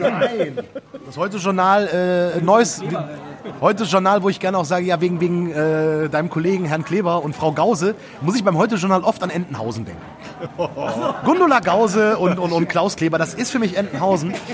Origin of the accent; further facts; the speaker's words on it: Erkrath, North Rhine-Westphalia, Germany; Ich wohne ja immer noch in dem Dorf, wo ich groß geworden bin. Vielleicht Erkrad?